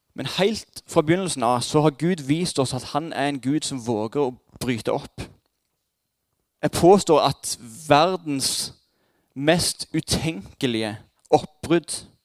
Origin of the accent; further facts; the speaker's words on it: Jæren, Rogaland, Norway; Som jærbuer er vi et trygghetssøkende folkeslag